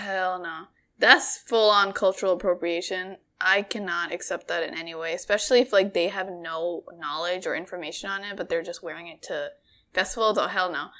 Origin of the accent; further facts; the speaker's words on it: Bangladesh; moved away; Bangladesh, 'cause that's where I'm from.